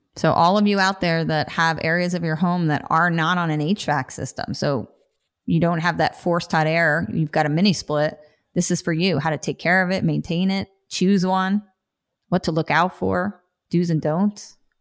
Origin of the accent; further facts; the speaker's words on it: New Jersey, United States; I'm from Jersey